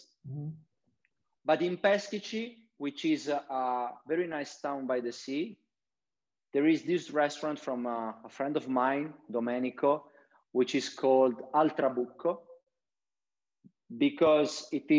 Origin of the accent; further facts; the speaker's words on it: Conversano, Apulia, Italy; English is a second language; also born or lived in Milan; I've lived in Milan for 10 years. And the first thing that I did when I came back to Puglia, to Conversano, which is my hometown. Now I live here in Conversano because of the pandemic. I moved here. I'm working from home.